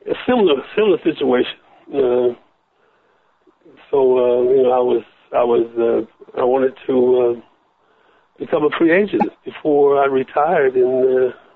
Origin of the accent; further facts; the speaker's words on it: Michigan, United States; also born or lived in Southern United States; now in Los Angeles, United States; I was born in the South, and my mother moved me to the North, to Michigan